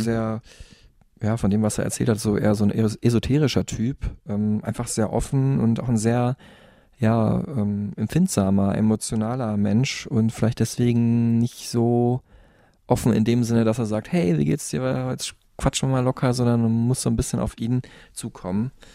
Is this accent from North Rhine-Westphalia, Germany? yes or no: yes; Dortmund, North Rhine-Westphalia, Germany; in meiner Heimatstadt Dortmund